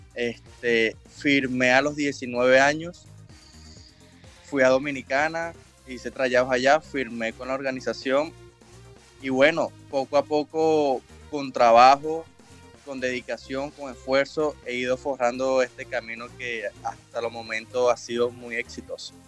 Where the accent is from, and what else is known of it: El Roble, Carabobo, Venezuela; born or raised there; moved away; also born or lived in Naguanagua, Carabobo, Venezuela